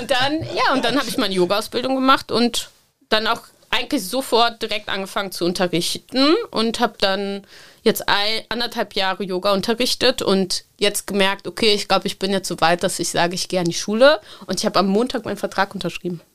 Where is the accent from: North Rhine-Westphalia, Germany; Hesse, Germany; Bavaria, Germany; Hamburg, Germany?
North Rhine-Westphalia, Germany; Cologne; ich bin in Köln-Korwal aufgewachsen